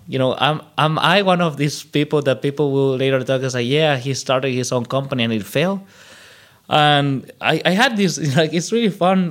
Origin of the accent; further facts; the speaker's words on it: El Salvador; moved away as an adult; now in Germany; a good thing about growing up in El Salvador is that I lived like almost the whole history of the internet compact in less years, right? Because I I, I lived through the '90s in El Salvador